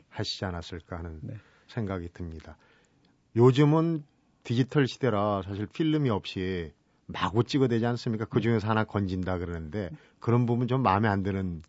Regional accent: Seoul, South Korea; 저도 이제 어릴 때 서울에 자라면

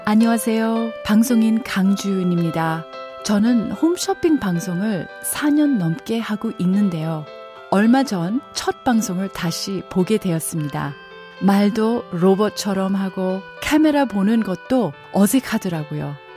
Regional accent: Canada; now in South Korea; 저는 캐나다에서 학교를 다녔습니다. 학교에서 제가 유일한 한국인이었는데요.

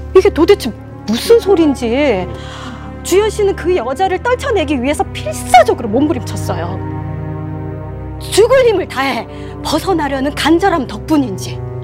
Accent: Busan, South Korea; 부산 네. 해운대구 출신이거든요

